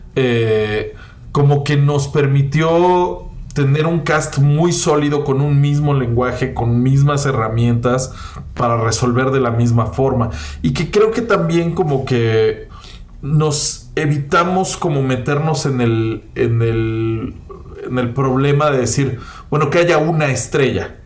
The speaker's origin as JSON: {"language": "Spanish", "region": "Mexico City", "country": "Mexico", "said": "que soy chilango"}